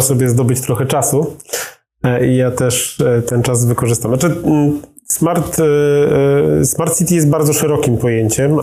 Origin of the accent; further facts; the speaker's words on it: Kielce, Świętokrzyskie Voivodeship, Poland; also born or lived in Warsaw; jestem kielczaninem rodowitym, studiowałem w Warszawie i mieszkałem tutaj e, parę lat